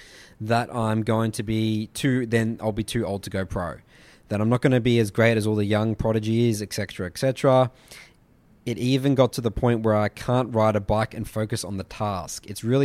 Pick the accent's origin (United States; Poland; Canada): Poland; English is a second language; I'm 17 and I'm from Poland.